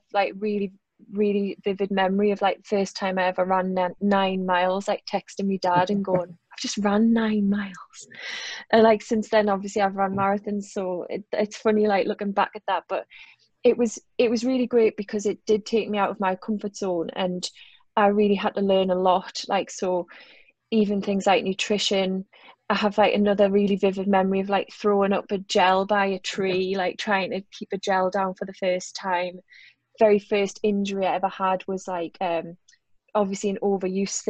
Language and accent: English; Newcastle upon Tyne, North East England, United Kingdom; accent: Geordie; I'm a Geordie